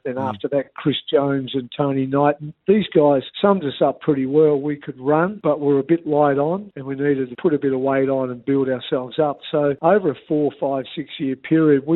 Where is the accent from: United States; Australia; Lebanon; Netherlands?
Australia; Canberra, Australian Capital Territory; moved away as an adult; also born or lived in Hobart, Tasmania / Devonport, Tasmania; So we moved to Canberra when I was 9